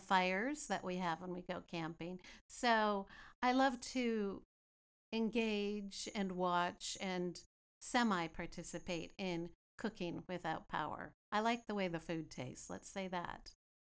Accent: Greendale, British Columbia, Canada; growing up in Greendale, BC, just outside of Chilliwack

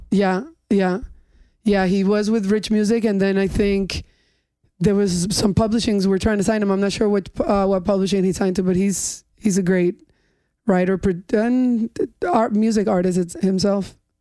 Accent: North Shore, Long Island, New York, United States; also born or lived in Spain / Colombia / Miami; I grew up in the North Shore and I grew up with those beaches

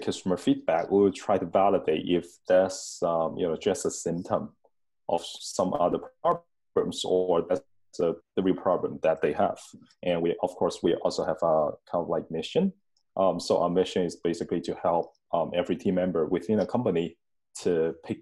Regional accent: Hong Kong; moved away as an adult; now in Tallinn, Estonia; my hometown, Hong Kong

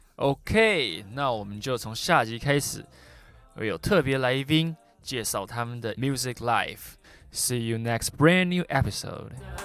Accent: Taiwan; moved away as an adult; also born or lived in New York; 我是在台湾出生长大的

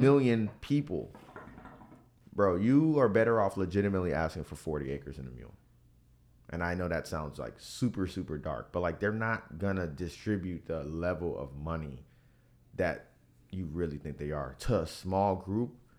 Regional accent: Miami, Florida, United States; growing up in Miami

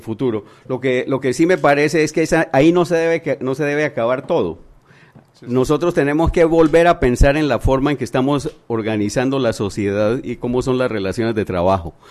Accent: Panama

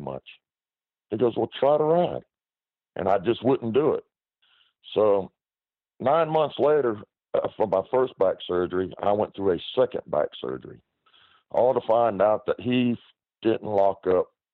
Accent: United States; born or raised there

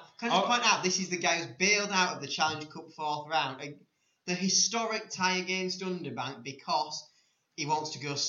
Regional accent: Yorkshire and the Humber, United Kingdom; I am second Yorkshireman behind Chris Armitage

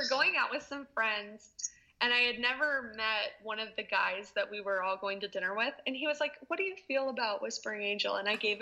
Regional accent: Lake Forest, California, United States; moved away; So I grew up in Lake Forest

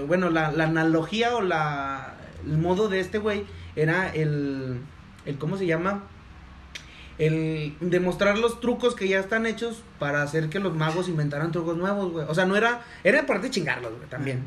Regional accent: Durango, Mexico; somos de Durango

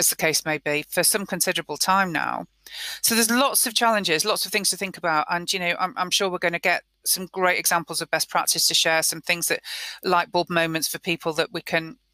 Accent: United Kingdom; We're British.

